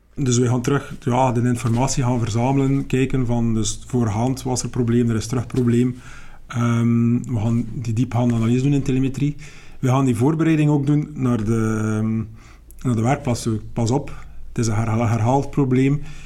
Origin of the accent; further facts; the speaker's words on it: West Flanders, Belgium; ik ben niet van Melle zelf. Ik kom uit het verre West-Vlaanderen